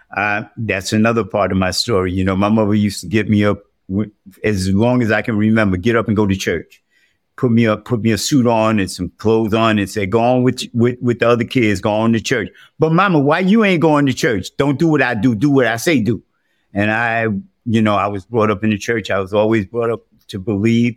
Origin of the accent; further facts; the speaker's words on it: New York City, New York, United States; I was born and raised in the South, the South Bronx, that is.